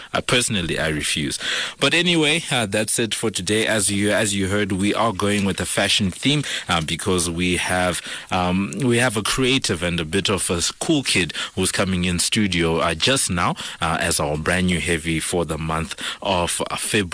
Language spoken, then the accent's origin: English; Zimbabwe; now in South Africa; I'm from Zimbabwe